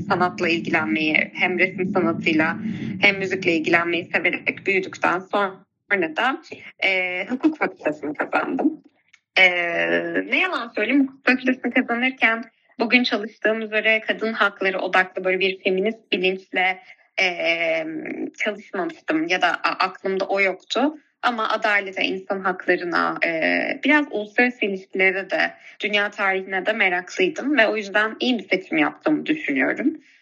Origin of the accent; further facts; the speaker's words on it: Ankara, Turkey; moved away as an adult; now in Istanbul, Turkey; bin dokuz yüz doksan üç yılında Ankara'da dünyaya geldim. Ee, hali hazırda şu an İstanbul'da yaşıyor olsam da, e, doğduğum, büyüdüğüm, e, ve köklerimin olduğu Ankara'yı çok seviyorum.